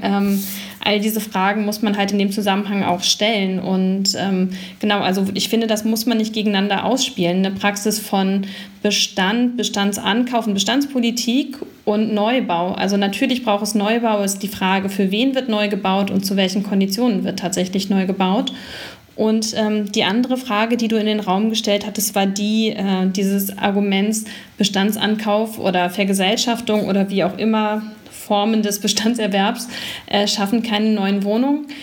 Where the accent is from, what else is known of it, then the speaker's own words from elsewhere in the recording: Berlin, Germany; als Berlinerin